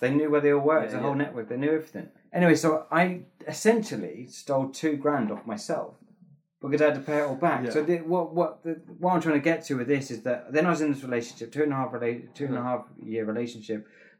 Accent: England, United Kingdom; There's one thing I've learned about being English is that they don't like positive people in public.

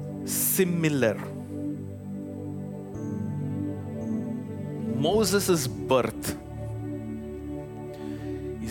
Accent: India; moved away as an adult; now in Chicago, United States; I'm from India

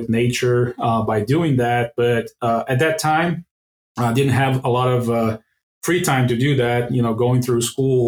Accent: Brazil; moved away as an adult; also born or lived in Urbana-Champaign, Illinois, United States; now in Atlanta area, Georgia, United States; I'm originally from Brazil, born and raised over there.

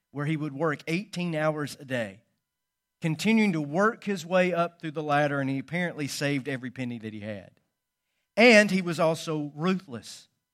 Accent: Calhoun, Georgia, United States; what once was the Echoda cotton mill in my hometown. It was built a hundred and ten years ago on the north side of Calhoun, Georgia

